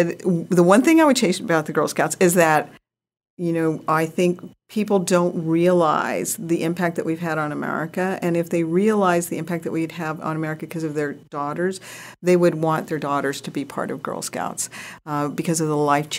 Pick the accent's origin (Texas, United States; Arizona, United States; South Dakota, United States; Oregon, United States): South Dakota, United States; Rapid City; born there; base, Ellsworth Air Force Base, in South Dakota, Rapid City, South Dakota, by Mount Rushmore. And I was born there on Ellsworth Air Force Base, South Dakota.